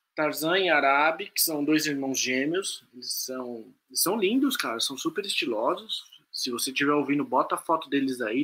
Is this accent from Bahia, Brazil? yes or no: no; São Paulo, Brazil; ela falou que mora no Campo Limpo, que é onde eu cresci